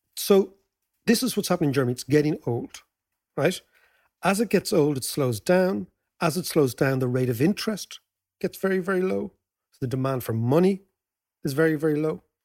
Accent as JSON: {"language": "English", "country": "Ireland", "said": "As Irish people"}